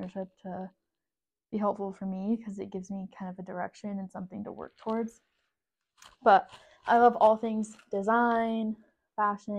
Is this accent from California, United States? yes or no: yes; San Diego, California, United States; I'm from San Diego, California.